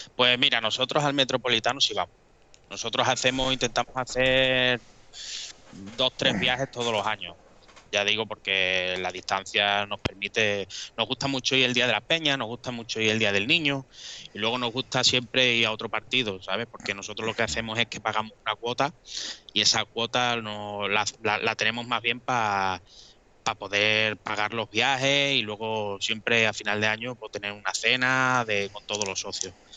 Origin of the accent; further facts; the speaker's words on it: Mérida, Extremadura, Spain; nosotros somos de Mérida